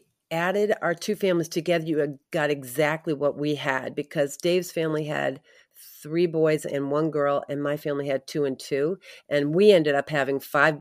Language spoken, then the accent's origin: English; New England, United States; moved away as an adult; also born or lived in Midwest; I grew up in New England, mm-hmm. and met my husband in college and ended up out in the Midwest raising our family.